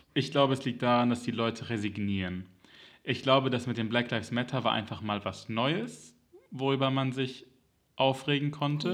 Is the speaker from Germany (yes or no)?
yes; Germany; als Kind in Deutschland